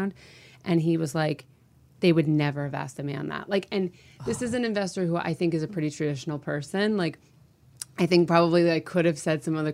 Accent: Connecticut, United States; also born or lived in New York; now in Los Angeles, United States; I'm from Connecticut

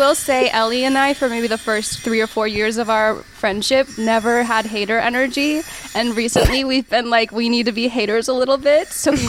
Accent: Colorado, United States; I grew up in Colorado

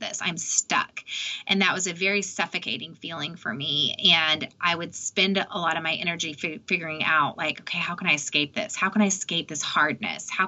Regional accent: Austin, Texas, United States; I'm from Austin

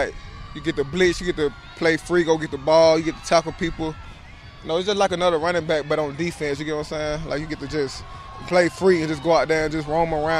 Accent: Alabama, United States; we were from Alabama. Yeah. He's from Birmingham. I'm from Annis. It's like 30 minutes, 45 minutes away from each other.

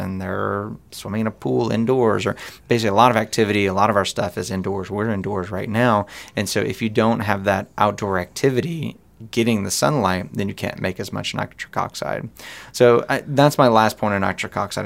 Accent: United States; we're American

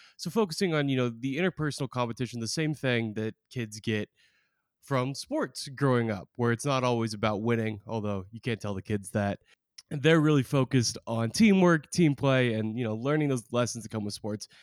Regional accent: Oregon, United States; I'm from Oregon

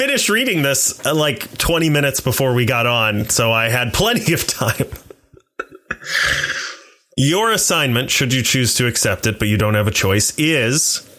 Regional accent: the South, United States; I'm from the South.

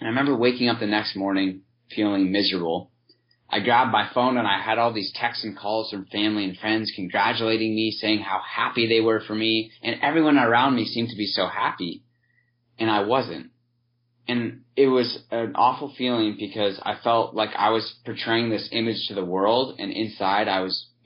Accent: San Diego, California, United States; moved away as an adult; also born or lived in Ohio; I grew up in San Diego

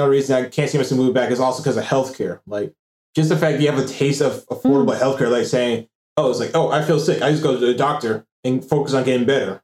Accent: United States; moved away; I'm not from Africa, I'm from America

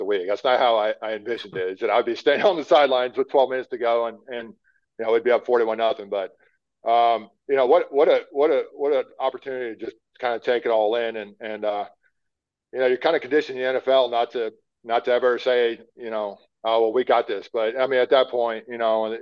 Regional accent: Pennsylvania, United States; I grew up in the Northeast playing in Pennsylvania

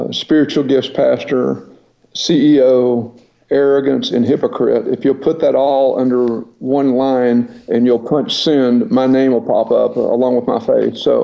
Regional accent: Paris, Texas, United States; I was born and raised in Paris, Texas

